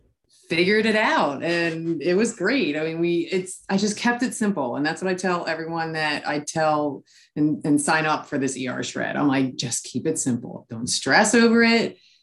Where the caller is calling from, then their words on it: Maryland, United States; I am calling from Maryland.